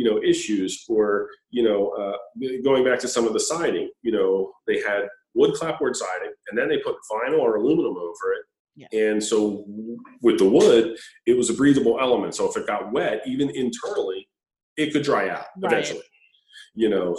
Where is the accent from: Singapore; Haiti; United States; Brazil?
United States; Delaware County, Pennsylvania; I grew up in Delaware County and work in Chester County